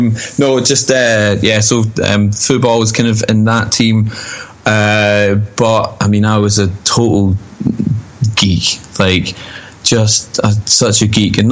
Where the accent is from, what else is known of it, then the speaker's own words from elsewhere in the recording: Falkirk, Scotland, United Kingdom; I'm from Falkirk